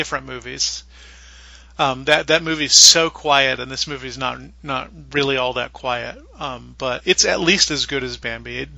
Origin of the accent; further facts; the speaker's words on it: the South, United States; I'm from the South